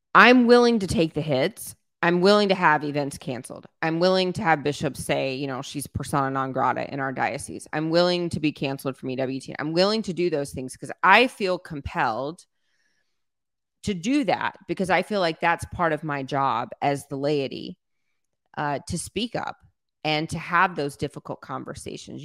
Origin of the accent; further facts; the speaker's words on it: South Louisiana, United States; I was raised in South Louisiana where everybody's Catholic